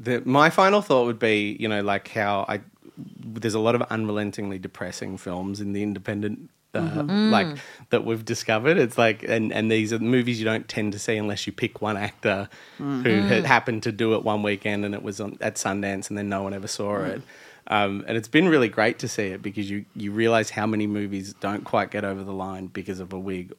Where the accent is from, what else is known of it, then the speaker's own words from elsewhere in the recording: Australia; we're Australian